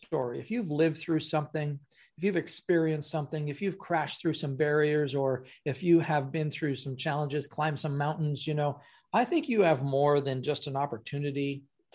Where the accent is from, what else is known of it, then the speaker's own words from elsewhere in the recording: Ottawa, Ontario, Canada; I'm from Canada